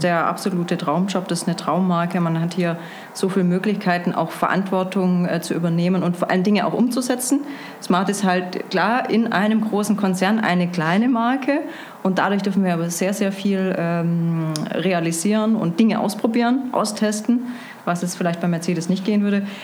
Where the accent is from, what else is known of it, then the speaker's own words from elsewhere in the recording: Stuttgart, Baden-Württemberg, Germany; moved away as an adult; also born or lived in Munich / Berlin / Lisbon; Ursprünglich Stuttgart, ein schwäbisches Gewächs sozusagen